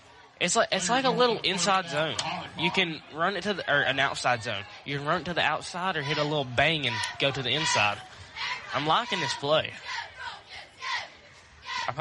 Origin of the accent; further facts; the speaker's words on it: Vinemont, Alabama, United States; I'm from Vinemont.